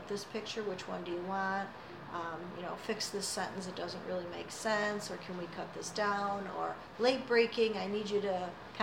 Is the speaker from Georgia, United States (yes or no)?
no; Caledonia, New York, United States; living here as well, mm-hmm. and having it be my hometown, and it being a small town